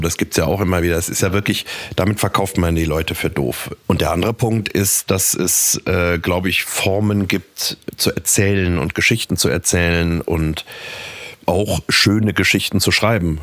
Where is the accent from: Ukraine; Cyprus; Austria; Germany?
Germany; Düsseldorf, North Rhine-Westphalia; born or raised there; moved away as an adult; now in Munich, Germany